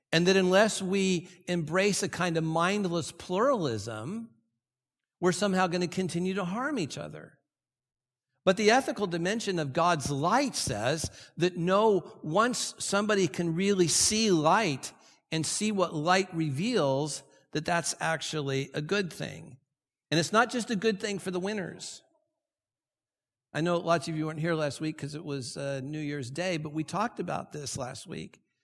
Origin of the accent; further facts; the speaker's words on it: Santa Ana, California, United States; I grew up here in Santa Ana